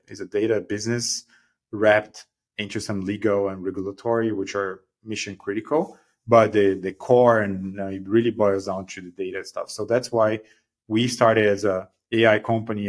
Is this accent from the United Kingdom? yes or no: no; Brazil; moved away as an adult; now in Bay Area, United States; I'm originally from Brazil.